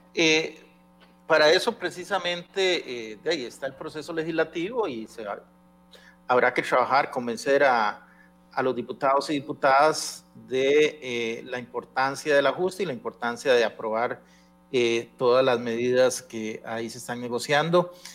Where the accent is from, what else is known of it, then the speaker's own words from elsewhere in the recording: Costa Rica; yo como costarricense